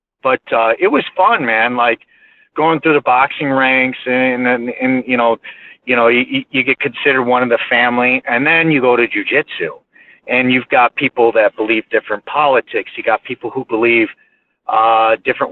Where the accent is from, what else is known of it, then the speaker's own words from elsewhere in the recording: Aurora, Illinois, United States; moved away as an adult; now in Minnesota, United States; I grew up in Aurora, Illinois.